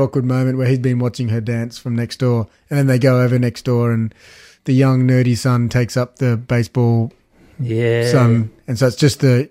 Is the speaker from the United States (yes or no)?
no; Australia; we're from Australia